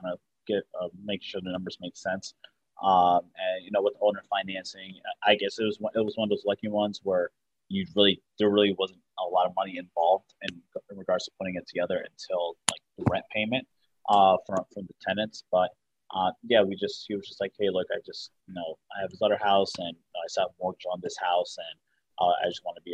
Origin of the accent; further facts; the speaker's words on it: West Orange, New Jersey, United States; also born or lived in Washington D.C./Maryland area; now in Maryland, United States; I'm actually from New Jersey, West Orange, New Jersey originally, but I live in the D.C. Maryland area right now